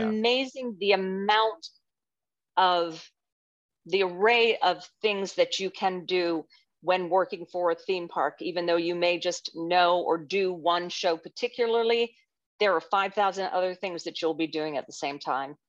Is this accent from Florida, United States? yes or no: yes; Orlando, Florida, United States; also born or lived in Youngstown, Ohio / Winter Park, Florida; I grew up in Orlando, basically. We moved here in sixty-nine